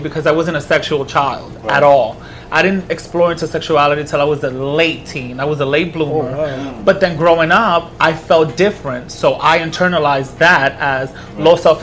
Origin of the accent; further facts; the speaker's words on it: New York City, New York, United States; Born and raised in Washington Heights. 178th